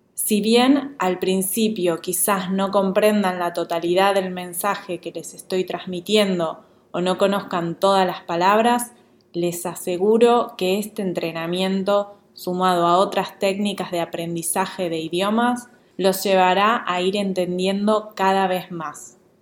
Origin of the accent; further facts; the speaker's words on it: Buenos Aires, Argentina; accent: Rioplatense porteño Argentine Spanish; first language Spanish (Rioplatense); en mi lengua natal, el castellano o español rioplatense, más específicamente español porteño argentino